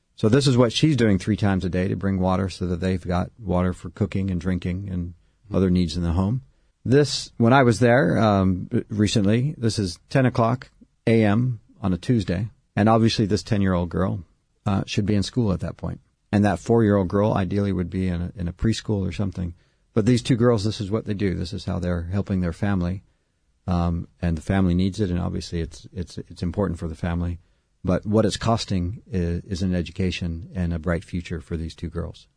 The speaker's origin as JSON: {"language": "English", "town": "San Diego", "region": "California", "country": "United States", "tie": "born or raised there", "also_born_or_lived": "Santa Barbara", "moved": "as an adult", "lives_now": "San Salvador, El Salvador", "said": "Grew up in San Diego and, and went to college in Santa Barbara"}